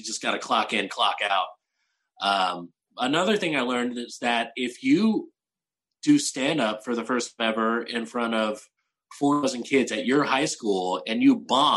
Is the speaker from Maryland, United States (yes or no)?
no; San Antonio, Texas, United States; moved away as an adult; also born or lived in Portland, Oregon; now in Austin, United States; I'm originally from San Antonio